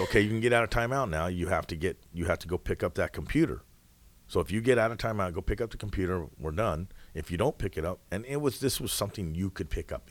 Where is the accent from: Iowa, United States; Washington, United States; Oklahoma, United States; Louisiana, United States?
Washington, United States; Coulee Dam; moved away as an adult; also born or lived in Hawaii; now in Indiana, United States; We grew up in a town called Cooley Dam, Washington